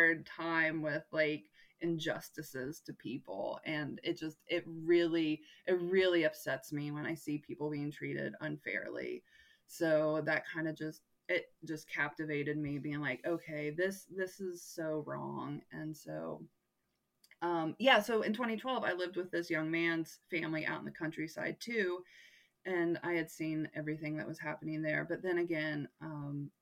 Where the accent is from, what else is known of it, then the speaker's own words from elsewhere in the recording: United States; I'm from America